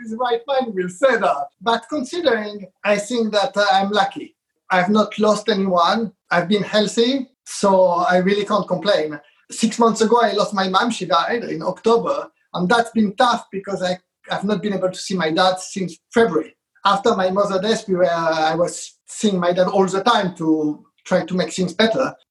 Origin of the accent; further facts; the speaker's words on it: France; moved away as an adult; also born or lived in Israel; now in London, United Kingdom; I was brought up in France. I was born in Israel uh, and I've been in, uh, in London for now over 30 years, and that's my home here